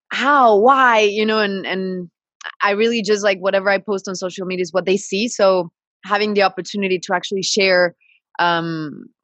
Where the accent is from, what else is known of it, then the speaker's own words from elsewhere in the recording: British Columbia, Canada; also born or lived in Mexico City; and I was born in Mexico City, but I was raised in Canada, the British Columbia side. So I've been all over.